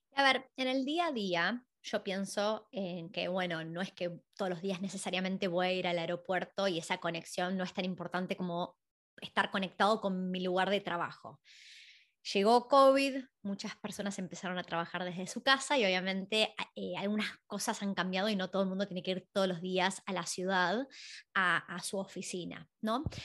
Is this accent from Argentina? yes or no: yes; Argentina; now in Australia; en Argentina, nosotros somos de ahí